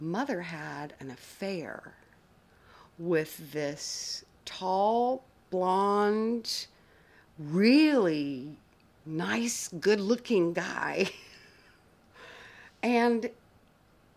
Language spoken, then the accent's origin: English; outside of Atlanta, Georgia, United States; also born or lived in North Carolina; I grew up in the South, interestingly enough, in a small area outside of Atlanta